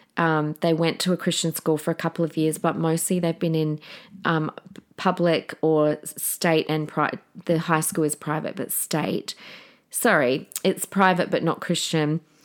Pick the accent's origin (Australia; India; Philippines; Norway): Australia; Adelaide, South Australia; now in Queensland, Australia; we're all from Adelaide